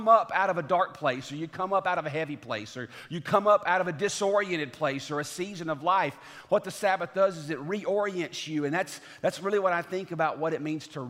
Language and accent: English; the South, United States; now in Franklin, United States; growing up in the South